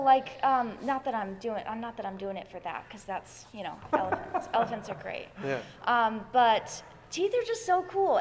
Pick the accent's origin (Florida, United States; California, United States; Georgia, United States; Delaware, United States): Georgia, United States; Atlanta; I grew up in Atlanta